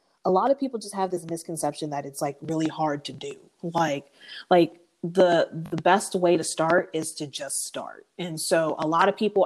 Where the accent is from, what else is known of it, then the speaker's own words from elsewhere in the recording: San Antonio, Texas, United States; I'm from San Antonio, Texas